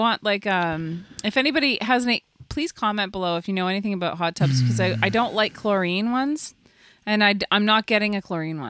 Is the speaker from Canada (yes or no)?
yes; Canada; I'm very Canadian